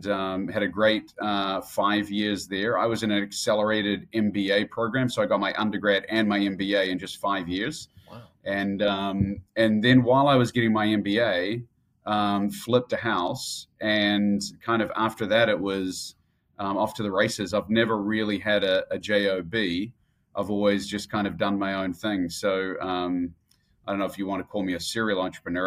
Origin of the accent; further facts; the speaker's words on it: Auckland, New Zealand; moved away; also born or lived in Christchurch, New Zealand; Born and raised in New Zealand, born in Christchurch in the South Island. And then at the age of eight, moved up to Auckland, which is the big city.